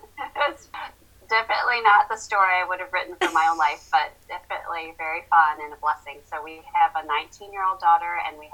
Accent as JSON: {"language": "English", "region": "New York", "country": "United States", "tie": "born or raised there", "also_born_or_lived": "Fort Leavenworth, Kansas", "lives_now": "Asheville, United States", "said": "I was born in Fort Leavenworth, Kansas, but then he retired when I was 10 or 11, and I grew up in also a small college town in western New York State, lived there for about 12 years, but I'm not really from anywhere."}